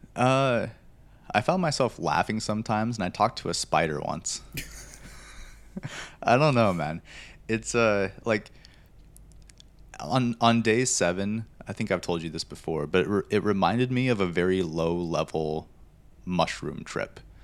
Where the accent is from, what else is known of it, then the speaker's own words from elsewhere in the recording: Montana, United States; growing up in Montana, I love being outdoors